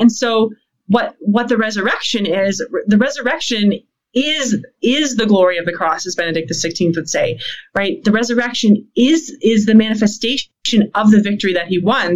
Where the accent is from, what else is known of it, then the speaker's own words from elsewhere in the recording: Canada; as a Canadian